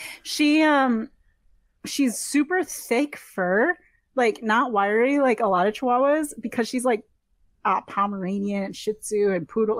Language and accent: English; Western New York, United States; also born or lived in Boston; now in Los Angeles, United States; I'm from Western New York